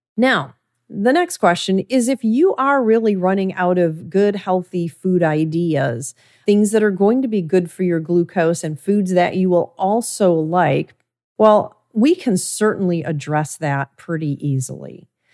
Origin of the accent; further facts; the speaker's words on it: Midwest, United States; I was raised in the Midwest